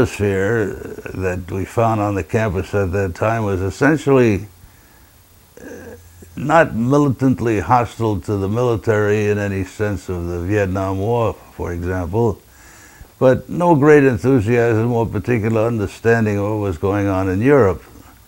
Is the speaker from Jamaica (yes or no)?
no; Tripoli, Libya; born there; The short answer to how I got in the Marine Corps is that I was born in Tripoli, Libya.